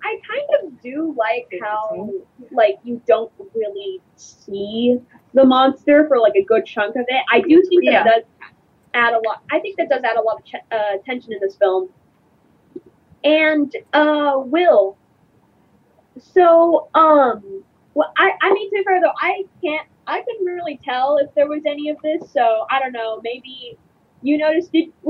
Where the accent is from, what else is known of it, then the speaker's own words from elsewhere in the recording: Los Angeles, California, United States; from Los Angeles, California